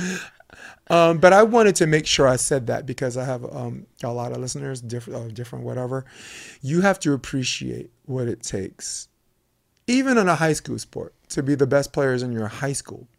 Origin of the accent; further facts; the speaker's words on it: New York City, New York, United States; moved away; also born or lived in Manhattan Beach; I'm from Flatbush, Brooklyn